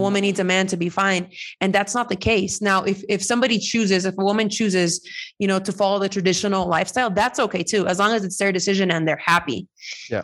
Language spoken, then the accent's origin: English; California, United States; moved away as an adult; now in Mexico; I'm Mexican American. I am. Um, I'm just so many things thanks to my parents migrating to to California and me being born there.